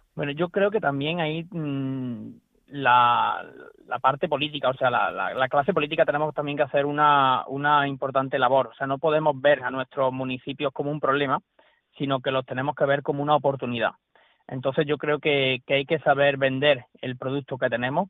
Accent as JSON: {"language": "Spanish", "town": "Hornachuelos", "region": "Andalusia", "country": "Spain"}